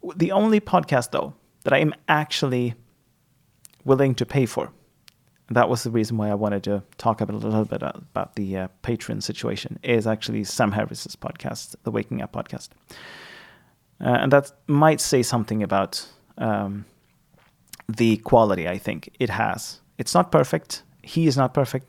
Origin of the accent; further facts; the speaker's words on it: Sweden; first language Swedish; English is a second language; my native language, my L1, the the first language that I that I hold is Swedish.